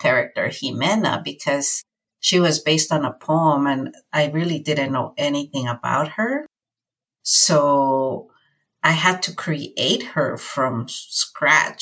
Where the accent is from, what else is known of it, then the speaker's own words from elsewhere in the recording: California, United States; also born or lived in Mexico; my experiences as an undocumented youth growing up in California